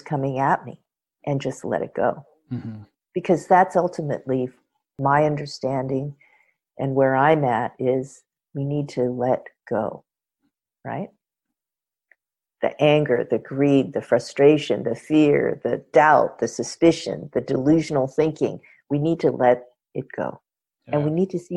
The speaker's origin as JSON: {"language": "English", "town": "Los Angeles", "region": "California", "country": "United States", "tie": "born or raised there", "said": "having been born and raised in Los Angeles, but coming from a culture that, you know, is across the Pacific"}